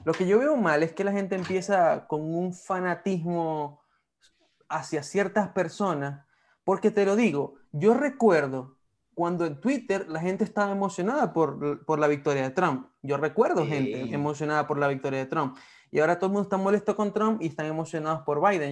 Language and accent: Spanish; Venezuela; moved away; siendo venezolanos.